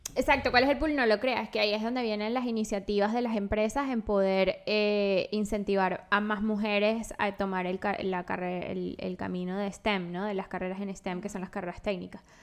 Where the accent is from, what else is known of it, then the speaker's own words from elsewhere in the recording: La Guaira, Venezuela; now in United States; yo soy de La Guaira